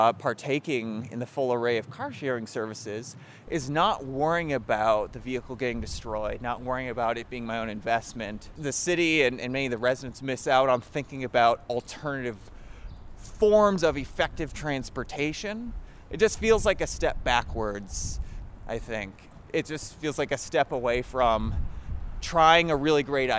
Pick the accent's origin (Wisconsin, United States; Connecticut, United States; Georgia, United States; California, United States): Wisconsin, United States; southeastern; moved away; my hometown in southeastern Wisconsin